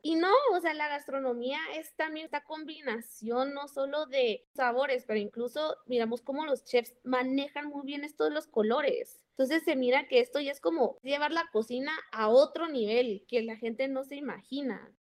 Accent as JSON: {"language": "Spanish", "country": "Guatemala", "said": "nosotros como guatemaltecos"}